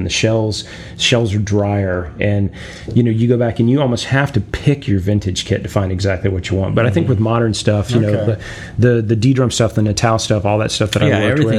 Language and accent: English; Atlanta, Georgia, United States; I grew up in Atlanta, Georgia, and from the time I was 8 years old, I was going into a lot of these stores.